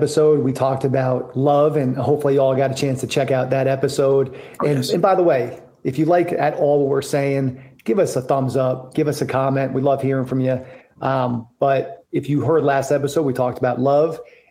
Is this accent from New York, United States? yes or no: yes; New York, United States; moved away as an adult; also born or lived in Boston; I went to college in Boston. I grew up in New York